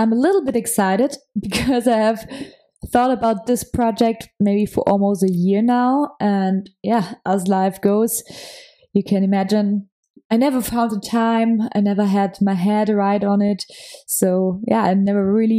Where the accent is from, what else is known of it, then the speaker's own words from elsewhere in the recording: Munich, Bavaria, Germany; accent: German; English is a second language; I'm from Germany. So yeah, if my English sometimes sounds a little bit German, that's the reason why. I come from Munich.